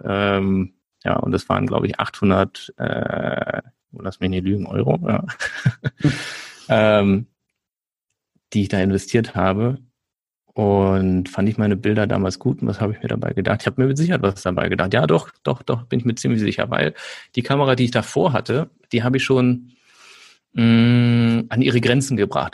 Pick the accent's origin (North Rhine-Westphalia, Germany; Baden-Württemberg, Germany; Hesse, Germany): North Rhine-Westphalia, Germany; Nettetal; also born or lived in Aachen; Ich komme aus der Nähe von Düsseldorf, äh, kleiner Ort, der heißt Nettetal. Dann bin ich aufgewachsen